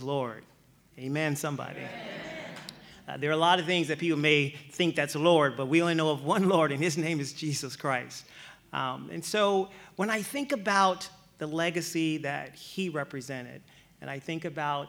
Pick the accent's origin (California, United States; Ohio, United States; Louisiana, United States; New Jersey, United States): Louisiana, United States; moved away; So I'm from Louisiana